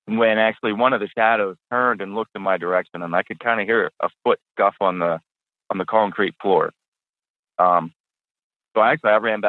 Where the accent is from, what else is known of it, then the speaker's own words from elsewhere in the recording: just outside of Pittsburgh, Pennsylvania, United States; I grew up just outside of Pittsburgh. About a half hour north of the city.